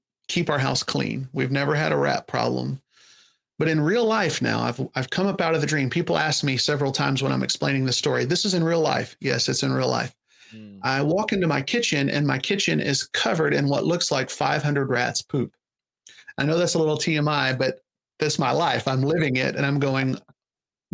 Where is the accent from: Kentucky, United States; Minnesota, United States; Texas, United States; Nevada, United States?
Kentucky, United States; moved away as an adult; now in Florida, United States; I'm from Kentucky